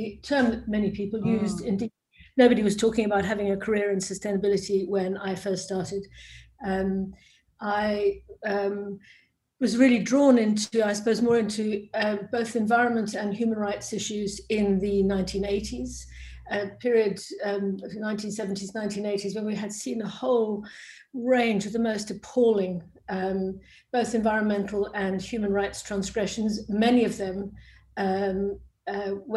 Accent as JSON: {"language": "English", "country": "South Africa", "tie": "born or raised there", "also_born_or_lived": "Cambridge", "moved": "yes"}